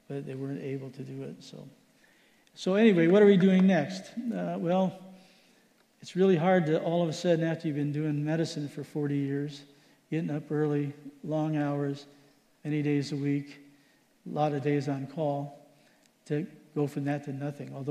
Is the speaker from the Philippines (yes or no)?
yes; Philippines; I grew up in the Philippines. That's the kind of food I like.